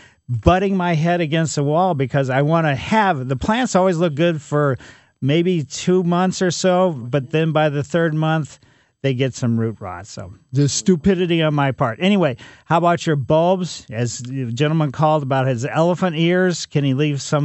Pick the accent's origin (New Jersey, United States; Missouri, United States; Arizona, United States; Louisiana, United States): Missouri, United States; St. Louis; born or raised there; also born or lived in California